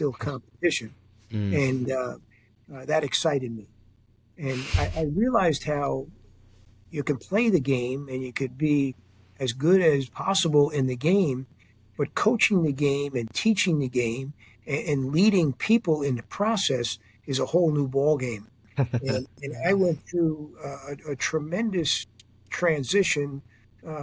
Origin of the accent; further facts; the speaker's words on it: New York City, New York, United States; a kid growing up in Queens, New York